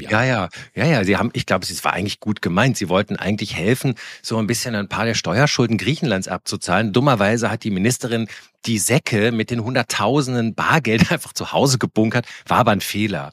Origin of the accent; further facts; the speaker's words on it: Koblenz, Rhineland-Palatinate, Germany; ich komme ja aus Koblenz, das ist ja auch im Rheinland auch christlich geprägt